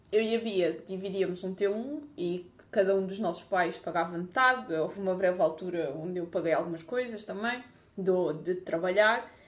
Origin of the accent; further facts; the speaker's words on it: Lisbon, Portugal; viver em Lisboa, que eu sou de Lisboa.